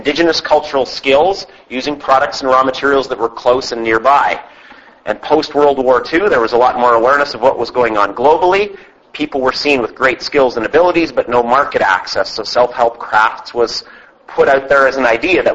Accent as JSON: {"language": "English", "area": "Vancouver Island", "region": "British Columbia", "country": "Canada", "said": "we're from Vancouver Island"}